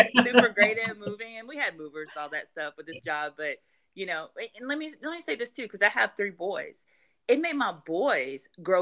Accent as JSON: {"language": "English", "area": "right outside of Baton Rouge", "region": "Louisiana", "country": "United States", "tie": "born or raised there", "moved": "as an adult", "lives_now": "Atlanta, United States", "said": "I'm from Louisiana. I love my state, where I'm from, right outside of Baton Rouge"}